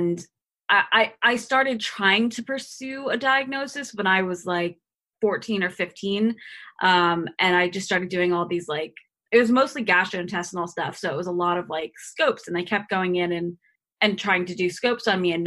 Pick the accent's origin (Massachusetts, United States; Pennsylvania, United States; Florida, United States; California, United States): Florida, United States; Boca Raton; I grew up in Boca Raton, which is, you know, kind of an affluent city